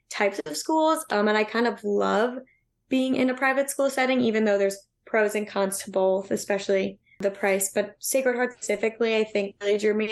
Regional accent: Long Island, New York, United States; moved away as an adult; also born or lived in Pennsylvania; I'm originally from Long Island in New York

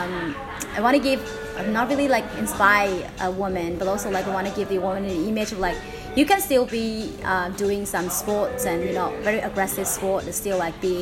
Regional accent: Hanoi, Vietnam; also born or lived in Ho Chi Minh City; I'm from Hanoi. I was born there. Used to live in Ho Chi Minh City for 3 years

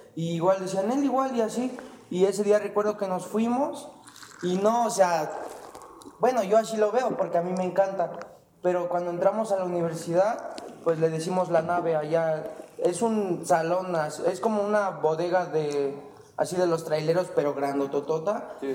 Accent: Calpulalpan, Tlaxcala, Mexico; somos de Calculalpan

